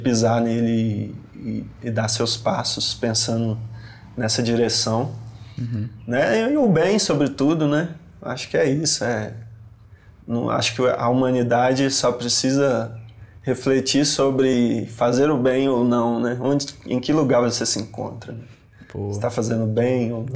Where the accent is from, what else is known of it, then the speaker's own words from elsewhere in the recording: Belo Horizonte, Minas Gerais, Brazil; A rua Ritmo, que é onde eu cresci, onde tá a minha história, minha infância